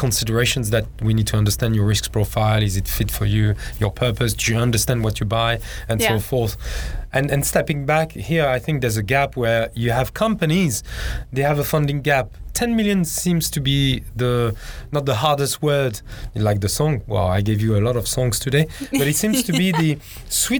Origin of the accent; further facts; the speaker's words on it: Hong Kong; English is a second language; you can tell from my accent, I'm from Hong Kong